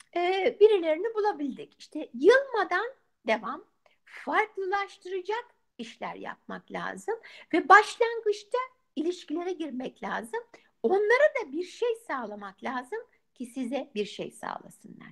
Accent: Turkey; also born or lived in Izmir; now in United States; Ben de senin gibi Türk'üm

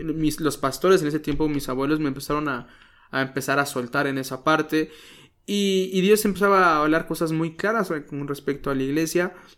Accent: Chilpancingo, Guerrero, Mexico; now in Cuernavaca, Mexico; nací en Chilpancingo, Guerrero

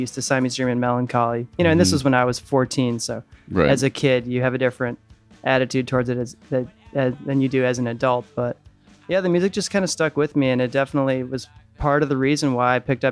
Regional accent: Chicago, Illinois, United States; growing up in the Chicago area

